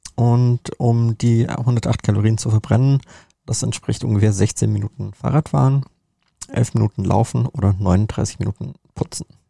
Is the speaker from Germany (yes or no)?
yes; Germany; bei uns in Deutschland